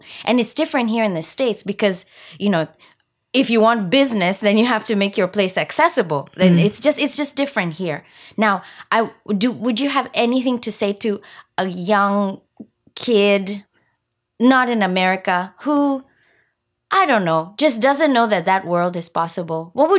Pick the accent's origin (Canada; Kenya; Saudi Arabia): Kenya; now in United States; I'm from Kenya, and where I'm from, maybe because it's a third world country, the people who use wheelchairs have a really hard time.